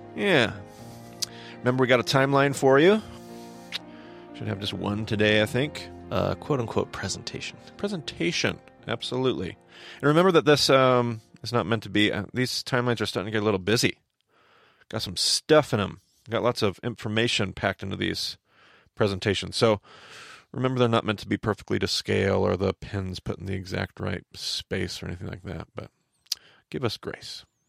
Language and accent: English; United States; my American context